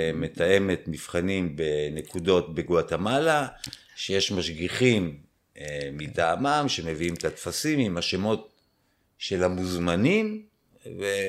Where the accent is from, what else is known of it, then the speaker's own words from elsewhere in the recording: Israel; אני ישראלי שעשה צבא